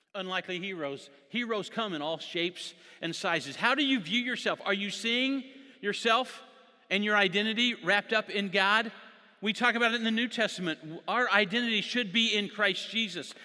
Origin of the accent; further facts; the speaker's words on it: Jonesboro, Indiana, United States; moved away as an adult; now in Sacramento, United States; I grew up in Jonesboro